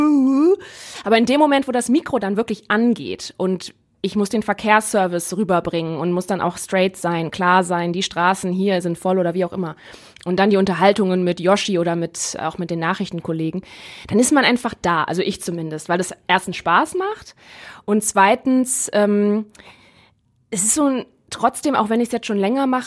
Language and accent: German; Neuss, North Rhine-Westphalia, Germany; moved away as an adult; now in Essen, Germany; ich bin am ähm, 23. Dezember, einen Tag vor Weihnachten 1990 ähm, in Neuss geboren. Bei Düsseldorf ist das eine, eine Region und Stadt. Ähm, ja, und da komme ich her.